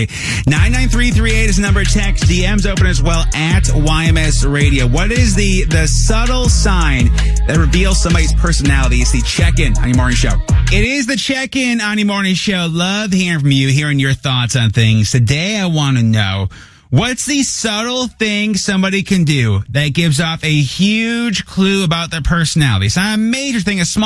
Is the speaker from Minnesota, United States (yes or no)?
yes; Minnesota, United States; I'm from Minnesota